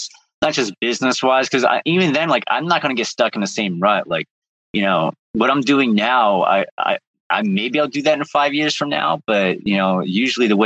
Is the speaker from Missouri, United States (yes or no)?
no; Chicago, Illinois, United States; moved away as an adult; also born or lived in Midwest; now in New England, United States; I was born on the south side of Chicago